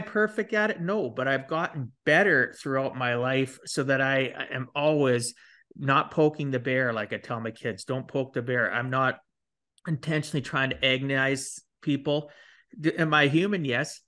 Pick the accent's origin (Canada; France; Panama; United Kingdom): Canada; I'm Canadian